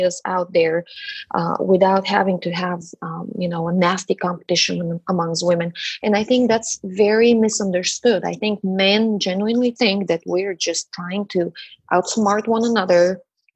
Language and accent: English; Bulgaria; now in Dallas, United States; I am a child of the Eastern Bloc. I'm originally from Bulgaria